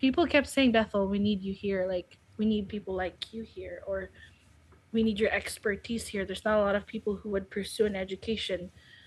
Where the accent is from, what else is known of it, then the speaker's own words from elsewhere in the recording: Philippines; English is a second language; moved away as an adult; now in United States; I was intending to go back to the Philippines after studying.